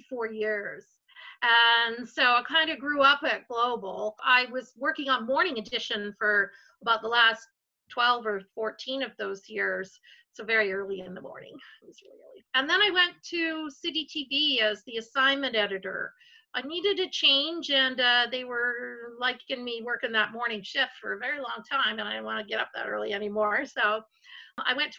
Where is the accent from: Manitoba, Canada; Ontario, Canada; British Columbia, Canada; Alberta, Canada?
British Columbia, Canada; Vancouver; now in Calgary, Canada; I'm actually from Vancouver.